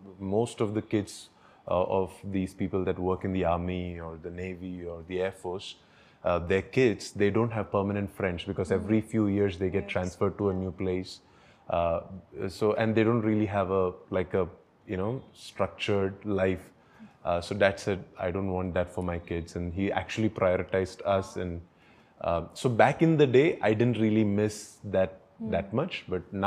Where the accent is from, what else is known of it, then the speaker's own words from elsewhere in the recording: Mumbai, Maharashtra, India; also born or lived in Tiruvalla, Kerala / Ambernath; now in Bangalore, India; I was born in Kerala, and then my relatives, some of them, along with my mother, they brought me to Mumbai. But I grew up in Mumbai